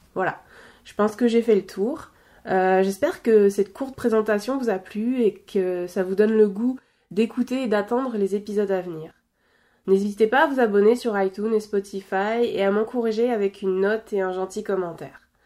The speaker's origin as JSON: {"language": "French", "region": "Normandy", "country": "France", "tie": "born or raised there", "also_born_or_lived": "Belgium", "moved": "as an adult", "lives_now": "Quebec, Canada", "said": "La Normandie, c'est ma région natale, c'est ma région d'enfance."}